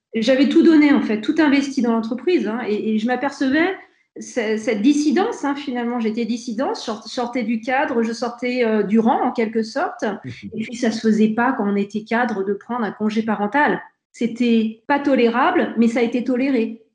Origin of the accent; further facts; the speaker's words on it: Aix-les-Bains, Auvergne-Rhône-Alpes, France; also born or lived in Grenoble; je suis fière d'être aixoise et savoyarde comme Mathieu Ricard